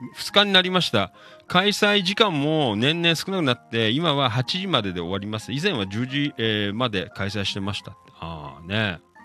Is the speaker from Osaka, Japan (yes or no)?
no; Noda, Chiba, Japan; 生まれ育った街